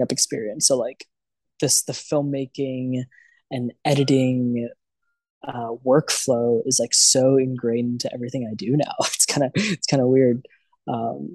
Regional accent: Maryland, United States; moved away as an adult; now in New York, United States; I ended up interning for a bunch of places around where I grew up in Maryland, around DC

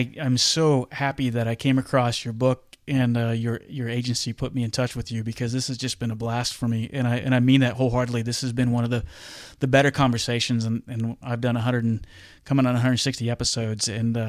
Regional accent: Wichita, Kansas, United States; It's in my hometown. They're a big impact here in Wichita

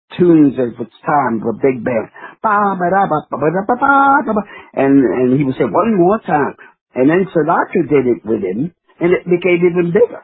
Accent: New York, United States; I'm a New Yorker

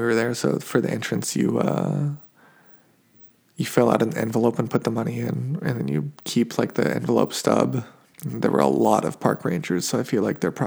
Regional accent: Reno, Nevada, United States; moved away; I'm a desert boy. I'm from Reno, Nevada originally

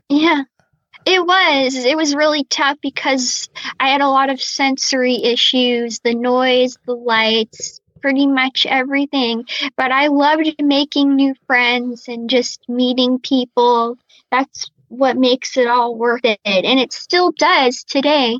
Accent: Tampa, Florida, United States; now in New York, United States; my hometown is Tampa Bay

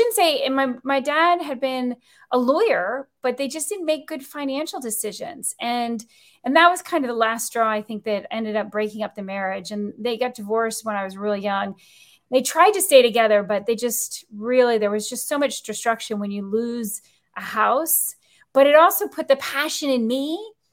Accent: Key West, Florida, United States; also born or lived in U.S. Virgin Islands / British Virgin Islands; now in Tampa Clearwater area, United States; I grew up in the Florida Keys

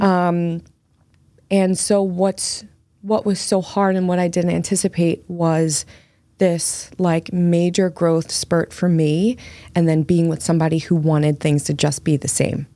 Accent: United States; now in Massachusetts, United States; I'm from the New Jersey, Philly

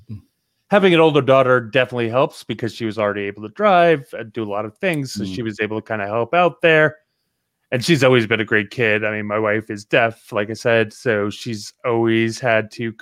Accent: New Jersey, United States; Growing up in Jersey, you learn kind of a lot as a kid in Jersey.

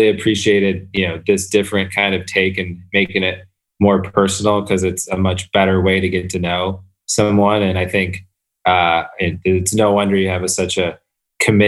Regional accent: Flint, Michigan, United States; moved away; also born or lived in Detroit; I grew up outside of Flint

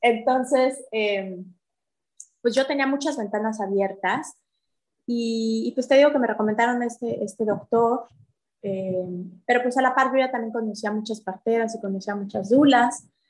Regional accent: Mexico City, Mexico; moved away as an adult; now in Puerto Aventuras, Mexico; yo nací en la Ciudad de México y me acabo de venir hace una semana a vivir acá a Aventuras

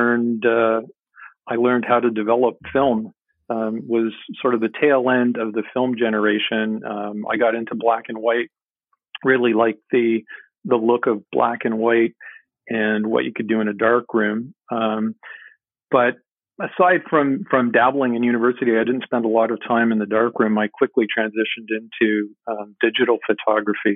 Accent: Montreal, Quebec, Canada; now in Ontario, Canada; I grew up in the Montreal area

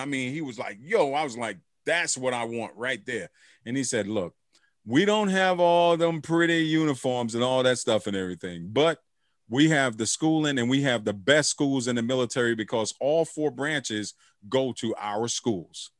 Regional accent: United States; I'm American

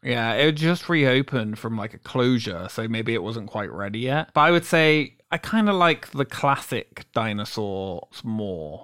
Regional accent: England, United Kingdom; now in Orlando, United States; I'm from England, so I'm not from Ireland

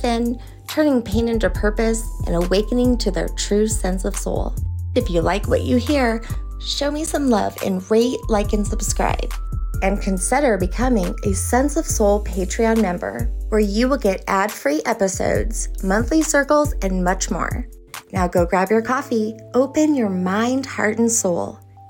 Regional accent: New Orleans, Louisiana, United States; And so I'm originally from New Orleans.

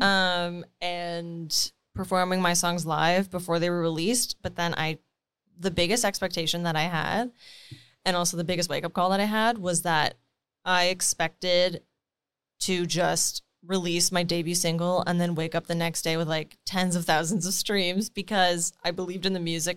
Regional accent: Timmins, Ontario, Canada; moved away; grew up in Timmins.

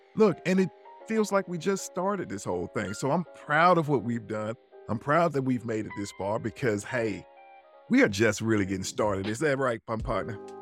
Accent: Birmingham, Alabama, United States; I'm just from Birmingham, Alabama

